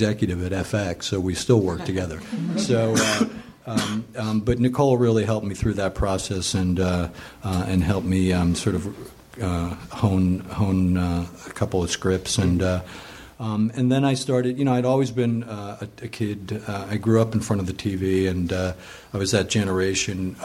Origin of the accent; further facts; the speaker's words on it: New Jersey, United States; moved away as an adult; also born or lived in New York / Northern Illinois / Los Angeles; I grew up in New Jersey, and went to Rutgers for undergraduate